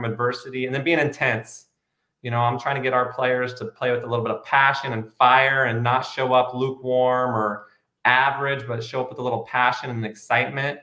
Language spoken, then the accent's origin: English; Grants Pass, Oregon, United States; also born or lived in Portland, Oregon; I grew up in Southern Oregon. I went to Grants Pass High School